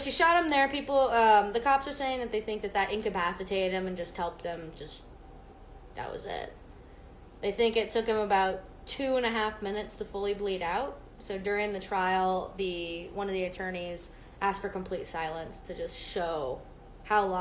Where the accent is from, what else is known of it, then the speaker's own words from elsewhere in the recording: near Mesa, Arizona, United States; this isn't far from where my hometown is